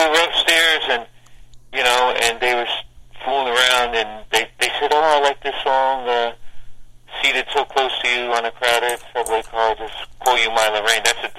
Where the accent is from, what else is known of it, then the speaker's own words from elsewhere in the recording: Asbury Park, New Jersey, United States; also born or lived in Newark, New Jersey; when I came down here from Newark, I was in a grammar school, Catholic grammar school, Our Lady of Mount Carmel in Asbury Park.